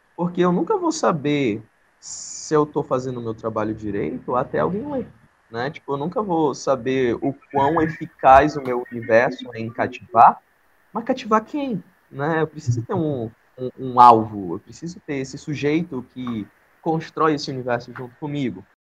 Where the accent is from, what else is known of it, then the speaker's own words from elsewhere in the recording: Manaus, Amazonas, Brazil; quem sou eu enquanto amazonense, enquanto um amazonense da cidade, né, enquanto um amazonense de Manaus